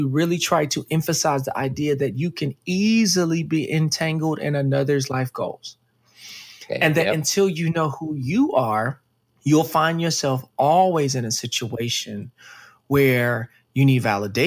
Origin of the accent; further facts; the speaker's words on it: Dallas, Texas, United States; I grew up in Dallas, Texas